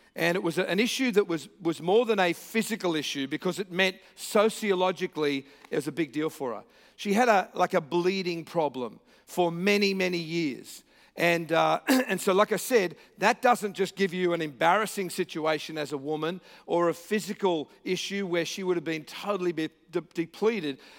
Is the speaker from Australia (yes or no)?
yes; Australia; I'm here from Australia with a funny accent